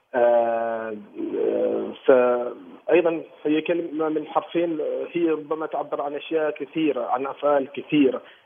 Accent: Oman; انا مسرحي عماني

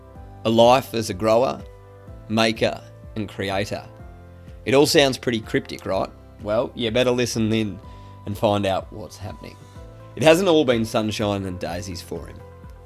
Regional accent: Parkes, New South Wales, Australia; So growing up in Parkes, being a country kid, but not growing up on a farm

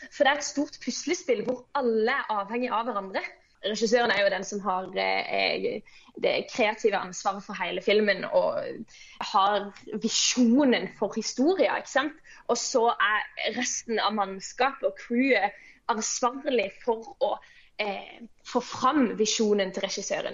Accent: Kristiansand, Agder, Norway; jeg kommer fra Flekkerøya, som er en liten øy ut forbi Kristiansand. Jeg eh, vokste opp i en kristen familie på bedehuset på Flekkerøya

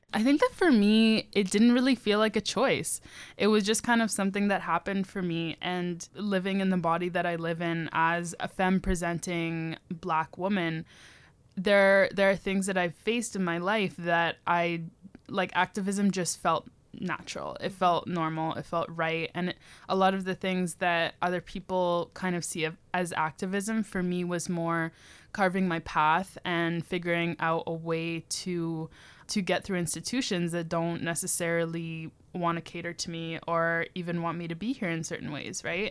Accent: Toronto, Ontario, Canada; now in Victoria, Canada; growing up in Toronto

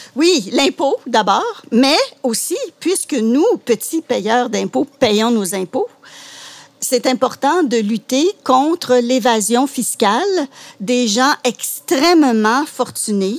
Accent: Laurentides, Quebec, Canada; moved away as an adult; also born or lived in Outaouais; now in Gatineau, Canada; je suis originaire, euh, des Laurentides. Et je suis venue dans la région, comme beaucoup, pour, euh, gagner ma vie

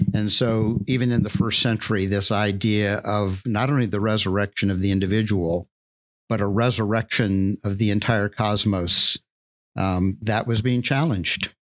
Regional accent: Deep South, United States; the culture that I grew up in in the Deep South

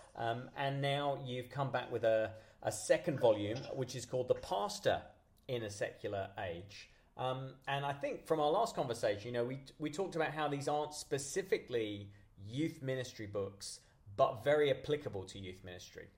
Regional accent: United Kingdom; I'm very British

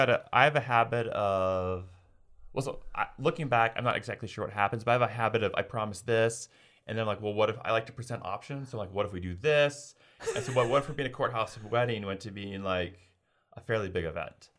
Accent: United States; as an American

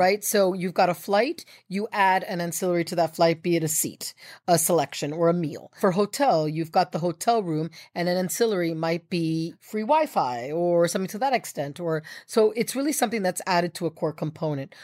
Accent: United States; as an American

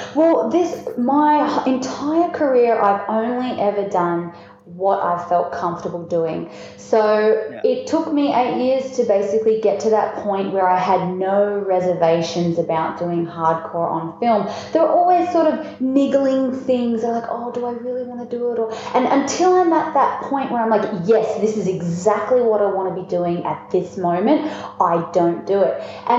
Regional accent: Melbourne, Victoria, Australia; I'm down here from Melbourne right now, which is where coffee is considered a religion.

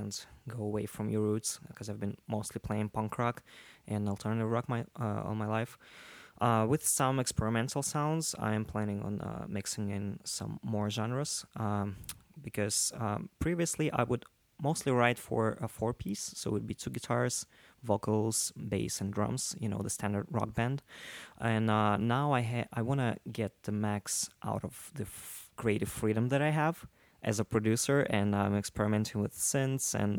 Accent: Russia; English is a second language; moved away as an adult; also born or lived in Soviet Union; now in New York, United States; I grew up in Russia

